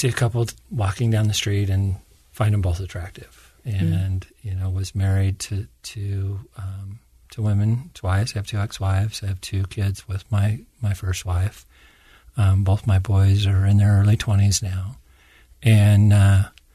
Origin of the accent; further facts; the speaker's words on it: Orem, Utah, United States; also born or lived in Beaver, Utah / Cedar City, Utah / Parowan, Utah; I was raised in primarily in Orem and in southern Utah, Beaver, Cedar